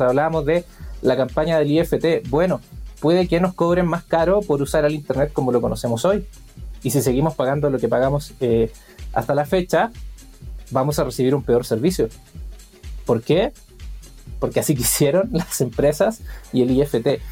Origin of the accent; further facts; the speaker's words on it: Chile; yo soy chileno